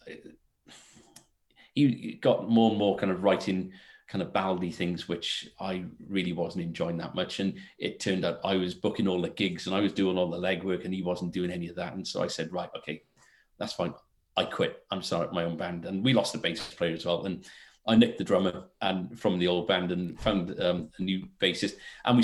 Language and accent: English; Wales, United Kingdom; being Welsh